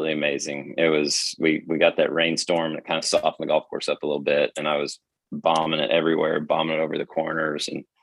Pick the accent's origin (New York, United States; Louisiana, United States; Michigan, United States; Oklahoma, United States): Oklahoma, United States; I'm from Oklahoma.